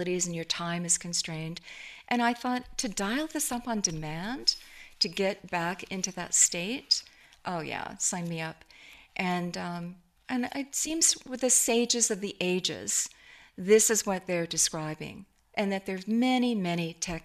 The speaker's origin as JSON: {"language": "English", "town": "Seattle", "region": "Washington", "country": "United States", "tie": "born or raised there", "said": "Seattle, which is my hometown and where we were."}